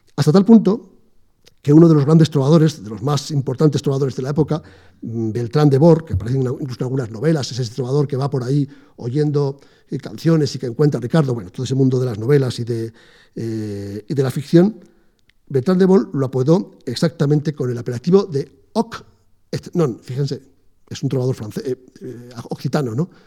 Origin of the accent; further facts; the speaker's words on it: Aragon, Spain; moved away; yo vengo de Aragón